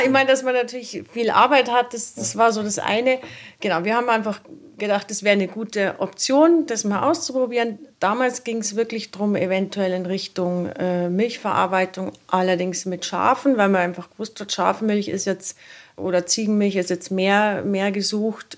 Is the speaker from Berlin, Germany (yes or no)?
no; rural area near Erding, Bavaria, Germany; Geboren bin ich im Nachbarort, also das ist lustig, das sind wirklich zu Fuß nur fünf Minuten von hier bin da sehr ländlich aufgewachsen